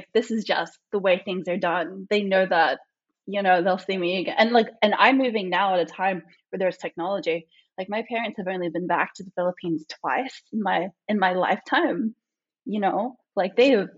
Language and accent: English; Australia; born there; Like I was born entirely in Australia. We're just skip the fact I'm not American. Just translate my Australian experiences over. I was born in Australia